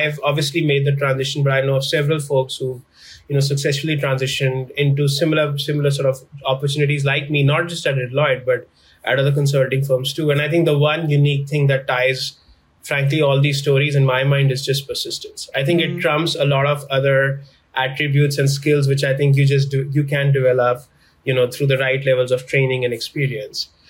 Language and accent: English; New Delhi, Delhi, India; moved away as an adult; now in Chicago, United States; I was born and raised in New Delhi, in India.